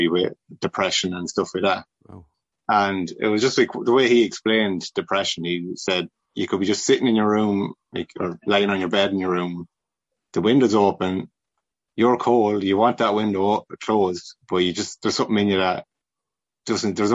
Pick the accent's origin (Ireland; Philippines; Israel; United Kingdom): Ireland; Rochfortbridge, Westmeath; also born or lived in Kinnegad / Milltownpass / Athlone; I was pretty much born and raised in Rochabridge